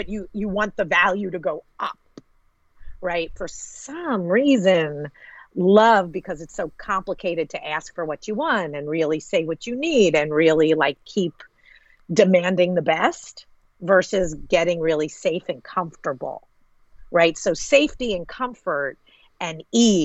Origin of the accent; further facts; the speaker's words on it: United States; I'm American.